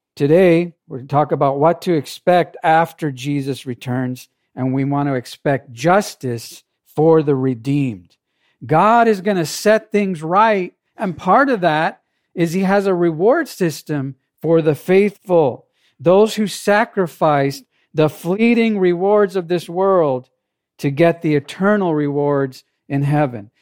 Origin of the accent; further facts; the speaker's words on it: Jamaica; now in United States; I wasn't born in this country, I was born in Jamaica.